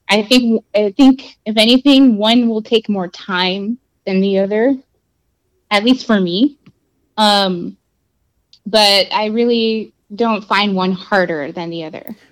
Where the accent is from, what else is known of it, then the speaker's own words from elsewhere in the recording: Brownsville, Texas, United States; also born or lived in South Padre Island; I grew up on the border. I grew up in Brownsville and on South Padre Island